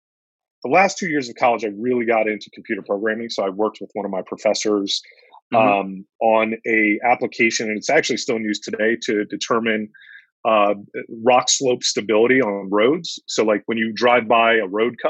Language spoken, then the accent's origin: English; Northern Virginia, United States; also born or lived in Maryland; I grew up in Northern Virginia whole life